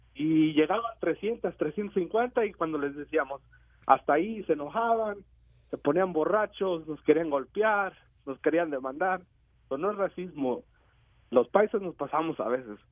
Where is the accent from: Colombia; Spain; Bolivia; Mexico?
Mexico